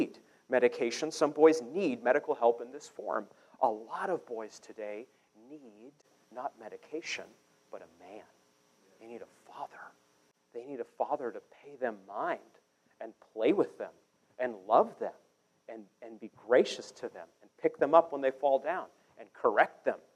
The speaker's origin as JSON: {"language": "English", "region": "Maine", "country": "United States", "moved": "yes", "lives_now": "Kansas City, United States", "said": "I'm from Maine, so I'm used to real winter"}